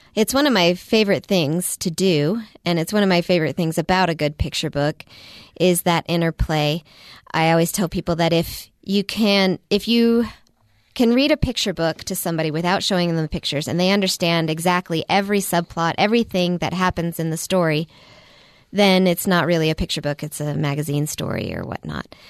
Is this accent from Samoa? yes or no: no; Midwest, United States; moved away; I grew up in the Midwest.